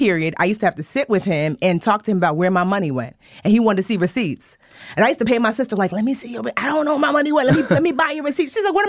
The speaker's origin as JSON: {"language": "English", "region": "New Jersey", "country": "United States", "tie": "born there", "said": "so both my parents were born in Nigeria and I was born here in Jersey."}